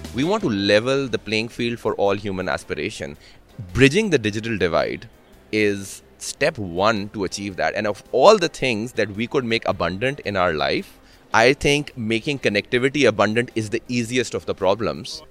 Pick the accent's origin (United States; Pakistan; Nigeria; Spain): Pakistan; moved away; I'm from Pakistan